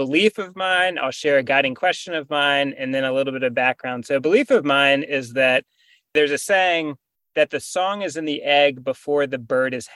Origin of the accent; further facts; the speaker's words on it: North Carolina, United States; also born or lived in Winston-Salem / Charlotte / the Triangle; I grew up in North Carolina. I was born in Winston-Salem, went to high school, public high school in Charlotte, and have lived in the Triangle for the last decade or so